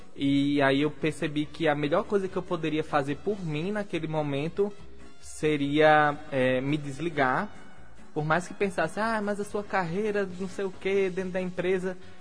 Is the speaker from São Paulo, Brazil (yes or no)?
no; Natal, Rio Grande do Norte, Brazil; eu sou de Natal, eu falo de Natal torto e adoidado